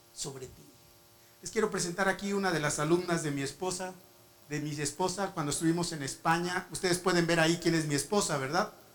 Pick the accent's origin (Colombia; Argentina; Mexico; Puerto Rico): Mexico; also born or lived in Morocco / Spain; yo como mexicano